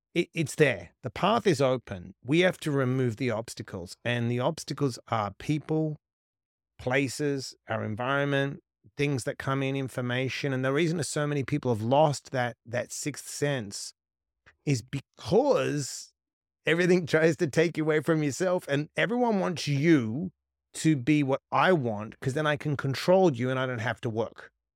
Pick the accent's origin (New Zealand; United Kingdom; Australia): Australia; West Coast, Western Australia; moved away as an adult; also born or lived in Sydney; so I was born on the West Coast